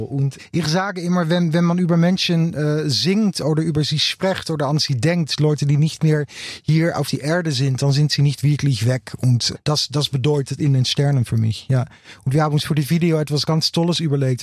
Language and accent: German; Utrecht, Netherlands; German is a second language; in Utrecht, meine Heimatstadt